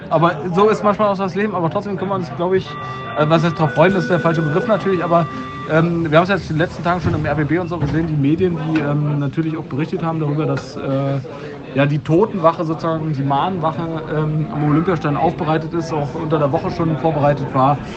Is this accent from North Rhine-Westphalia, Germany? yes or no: yes; Düsseldorf, North Rhine-Westphalia, Germany; ich bin ja gleich bei einer Auswärtsfahrt dabei, als Düsseldorfer sozusagen.